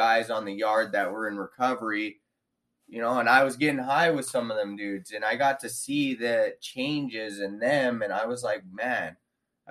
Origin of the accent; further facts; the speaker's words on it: Victorville, California, United States; I was born in in Victorville, California, March 14th, 1983